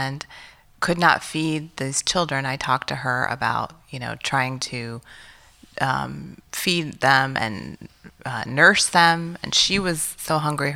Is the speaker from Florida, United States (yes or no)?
no; Illinois, United States; I was born in Illinois, and I had some, you know, rough moments growing up as an Asian American child in Illinois